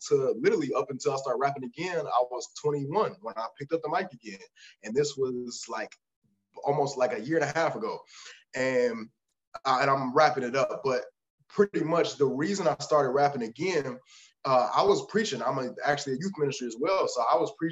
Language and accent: English; Detroit, Michigan, United States; also born or lived in Canton, Michigan; I was born in Detroit, and I was moved. I ended up moving to a suburb named Canton a little earlier